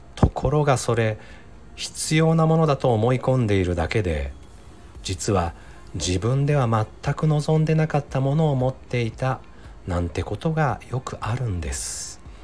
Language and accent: Japanese; Ise, Mie, Japan; now in Nagoya, Japan; 私は三重県伊勢市の出身で今は名古屋に住んでいます